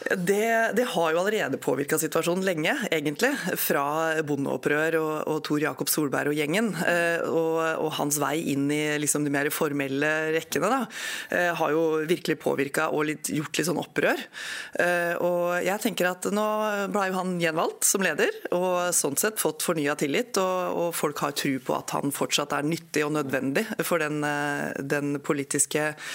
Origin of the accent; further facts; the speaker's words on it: Eidsvoll, Akershus, Norway; moved away; also born or lived in Hamar / Skien; Feiring i nord i Eidsvoll, helt nord i Akershus